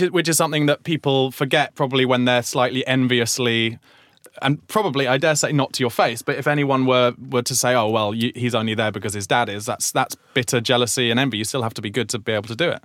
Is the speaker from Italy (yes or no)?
no; Surrey, South East England, United Kingdom; I grew up in Surrey, but not in Croydon